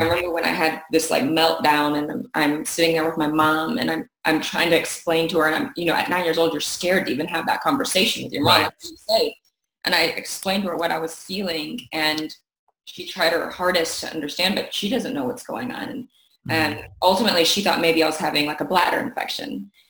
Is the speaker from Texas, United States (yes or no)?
yes; Keller, Texas, United States; also born or lived in North Richland Hills, Texas; I started off in North Richland Hills, Texas. I was born there, and then we moved at the age of five to Keller, Texas, which is where I live now